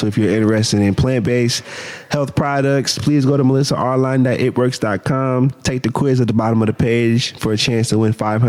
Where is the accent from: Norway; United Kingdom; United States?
United States; Canton, Ohio; born or raised there